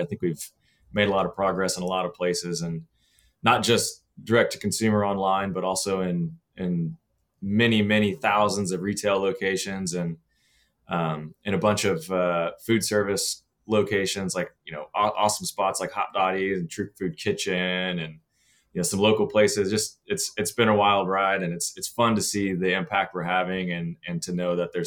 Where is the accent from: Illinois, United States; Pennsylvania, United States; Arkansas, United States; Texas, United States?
Texas, United States; Austin; growing up in Texas, I actually grew up here in Austin